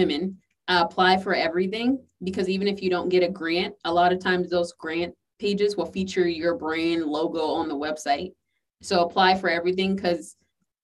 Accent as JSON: {"language": "English", "region": "the South", "country": "United States", "said": "I'm from the South"}